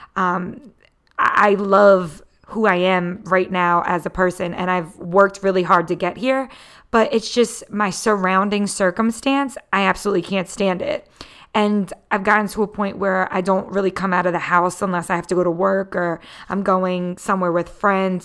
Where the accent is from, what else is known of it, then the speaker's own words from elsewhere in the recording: Philadelphia, Pennsylvania, United States; I am born and raised in the Philadelphia area.